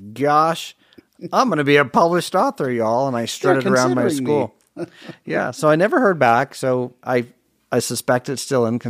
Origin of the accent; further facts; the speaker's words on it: St. Louis, Missouri, United States; born there; also born or lived in Germany / Chicago; I was born in St. Louis, spent 6 wonderful months there that I don't remember. Moved to Germany, spent 5 years there.